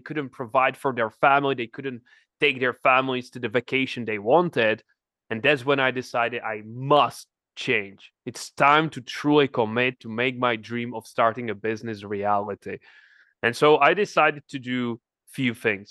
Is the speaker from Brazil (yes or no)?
no; Czechia; moved away; I'm from the Czech Republic, nobody's in, in my family entrepreneur